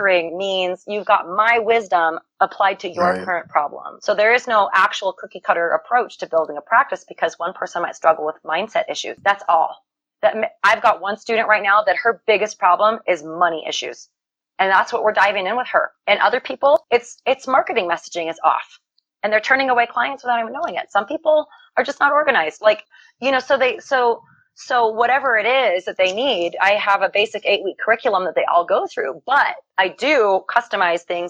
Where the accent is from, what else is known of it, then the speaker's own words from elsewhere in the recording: United States; I'm an American